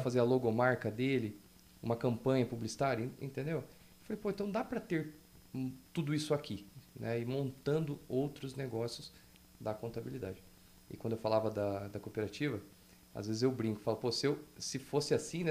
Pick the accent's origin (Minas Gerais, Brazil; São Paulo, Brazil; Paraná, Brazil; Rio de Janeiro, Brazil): Paraná, Brazil; Telêmaco Borba; eu sou de Telêmaco